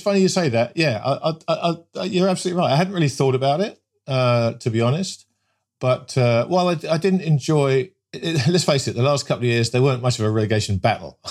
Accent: England, United Kingdom; growing up in England in the nineteen seventies

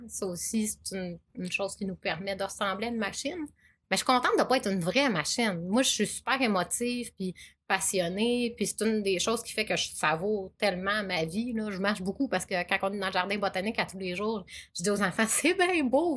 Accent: Chicoutimi, Quebec, Canada; je suis native de Chicoutimi

